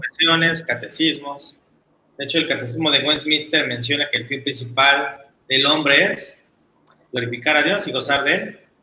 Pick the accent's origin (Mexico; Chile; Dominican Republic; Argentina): Mexico